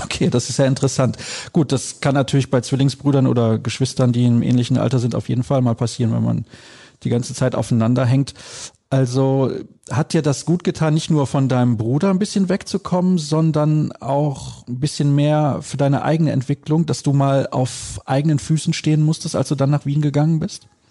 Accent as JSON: {"language": "German", "town": "Solingen", "region": "North Rhine-Westphalia", "country": "Germany", "said": "Ich komme aus Solingen"}